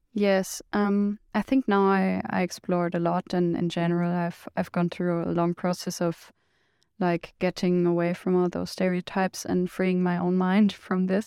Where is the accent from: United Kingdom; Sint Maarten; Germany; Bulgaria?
Germany; from Germany